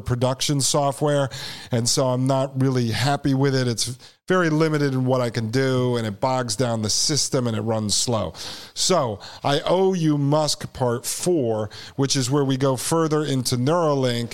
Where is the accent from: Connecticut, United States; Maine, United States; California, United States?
Connecticut, United States; New Haven; I was born in 1981 in New Haven, Connecticut